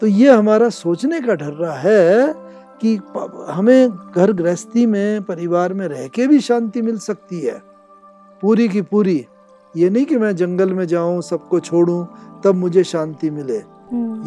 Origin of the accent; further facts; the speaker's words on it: Dehradun, Uttarakhand, India; मैं उधर देहरादून का निवासी हूँ